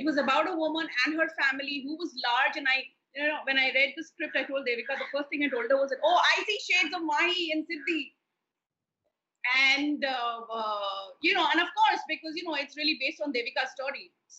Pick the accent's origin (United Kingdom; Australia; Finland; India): India; Kolkata, West Bengal; also born or lived in Hyderabad / Delhi; the only kind of television that I watched when I was growing up in Kolkata or in Hyderabad and Delhi was, you know, the DD shows